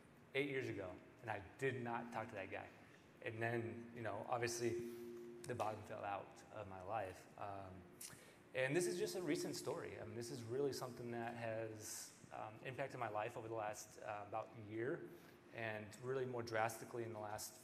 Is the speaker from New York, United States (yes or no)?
no; Bremerton, Washington, United States; moved away as an adult; now in Iowa, United States; I'm from Bremerton, Washington originally